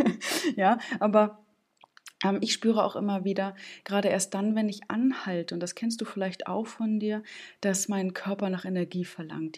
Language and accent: German; Stralsund, Mecklenburg-Vorpommern, Germany; aus meiner Heimatstadt Stralsund